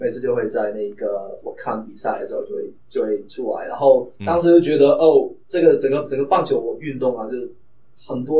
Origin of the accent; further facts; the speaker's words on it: southern China, China; accent: heavy southern accent; 我的普通话又不是很好，对于那个国内的要求来话来说的话，因为我是非常南方的孩子嘛，然后我们的口音就非常重，无可救药的重